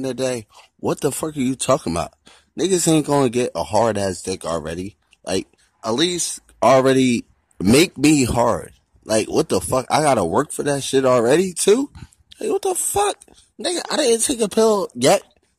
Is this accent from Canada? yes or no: no; Nigeria; I'm Nigerian, so I already know.